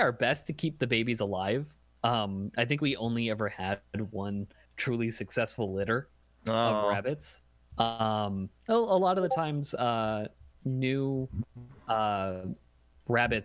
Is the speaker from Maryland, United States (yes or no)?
no; upstate New York, United States; I'm from upstate New York.